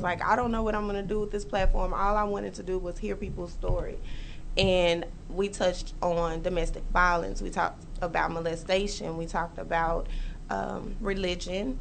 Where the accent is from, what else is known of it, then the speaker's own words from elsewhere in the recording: Dallas, Texas, United States; I'm originally from Dallas